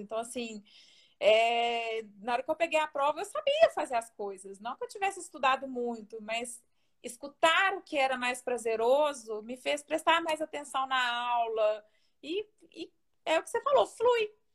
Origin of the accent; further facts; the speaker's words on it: Belo Horizonte, Minas Gerais, Brazil; also born or lived in Diamantina / Lavras; Eu sou de Belo Horizonte, nasci em Belo Horizonte, cresci em Belo Horizonte e saí de lá para estudar.